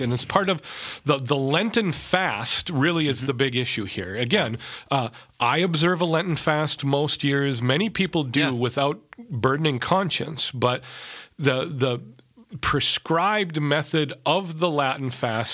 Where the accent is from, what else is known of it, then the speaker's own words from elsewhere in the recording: Minnesota, United States; I'm from Minnesota